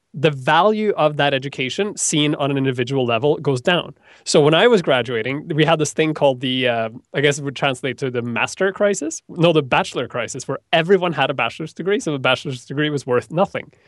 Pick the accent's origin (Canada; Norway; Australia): Norway; moved away; I come from Norway